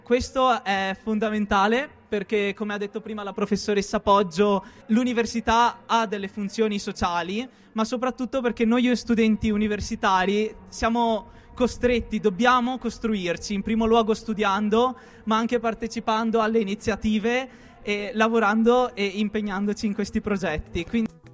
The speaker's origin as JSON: {"language": "Italian", "country": "Iraq", "second_language": "Italian", "moved": "as an adult", "lives_now": "Trentino, Italy", "said": "vengo dall'Iraq, eh, sono turcmano, sono qui da quasi più di un anno"}